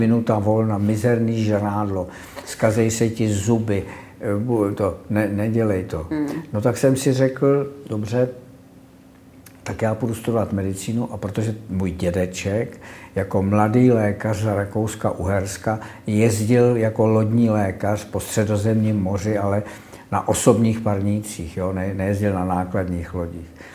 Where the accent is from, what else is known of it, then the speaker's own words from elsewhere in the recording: Prague, Czechia; also born or lived in Konojedy; já pocházím z Prahy